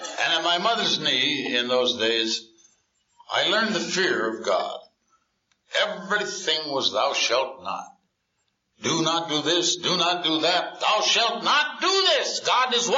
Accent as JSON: {"language": "English", "town": "Hampton", "region": "Iowa", "country": "United States", "tie": "born or raised there", "moved": "yes", "said": "I was born in the Middle West in a little town in Iowa called Hampton, Iowa. Hampton, Iowa, when I was born and grew up to the ripe old age of a sophomore, was 3,900 people"}